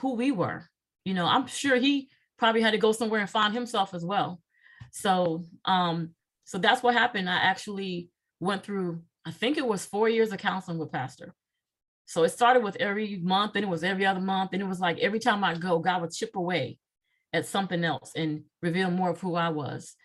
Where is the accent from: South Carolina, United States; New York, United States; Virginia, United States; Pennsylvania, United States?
Virginia, United States; Virginia Beach; moved away as an adult; also born or lived in North Dakota; now in Charlotte, United States; I am from Virginia Beach, Virginia. I'm a beach girl.